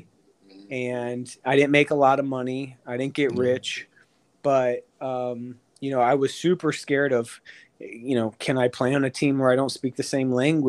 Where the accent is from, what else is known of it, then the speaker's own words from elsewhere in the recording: Orlando, Florida, United States; moved away as an adult; I mean, I grew up on Dean Road. I was in East Orlando my whole life.